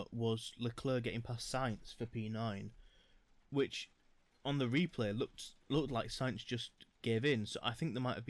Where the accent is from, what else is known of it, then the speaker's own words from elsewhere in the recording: United Kingdom; we're British